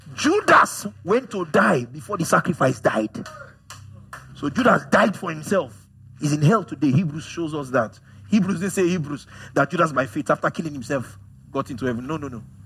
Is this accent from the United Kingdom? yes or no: no; Nigeria; as a Nigerian man